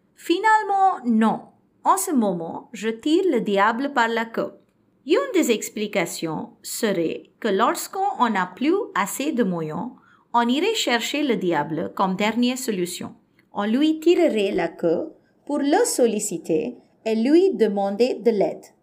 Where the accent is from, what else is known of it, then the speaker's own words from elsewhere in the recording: Philippines; French is a second language; je viens des Philippines et je suis philippine